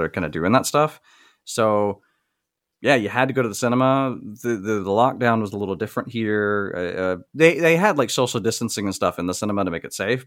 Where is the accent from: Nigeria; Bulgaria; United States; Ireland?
United States; the South; I grew up in the South in a very racially diverse area